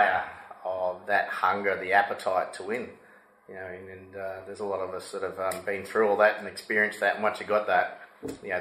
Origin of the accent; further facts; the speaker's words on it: Gol Gol, New South Wales, Australia; growing up on the Murray River at Golgol